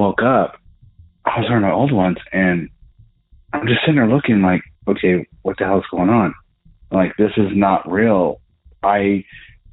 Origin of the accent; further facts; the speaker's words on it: Southern Colorado, United States; I'm from Southern Colorado